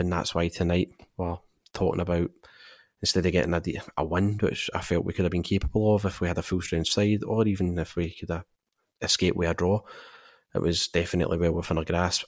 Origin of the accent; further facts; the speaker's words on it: Scotland, United Kingdom; growing up in Scotland